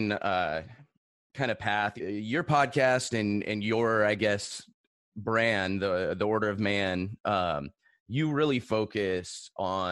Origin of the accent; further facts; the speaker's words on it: Seal Beach, California, United States; I grew up in Seal Beach, Garden Grove area.